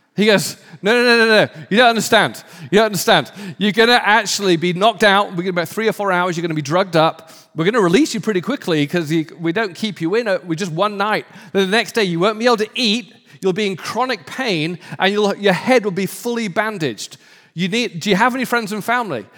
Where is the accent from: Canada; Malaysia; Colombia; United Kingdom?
United Kingdom; I'm British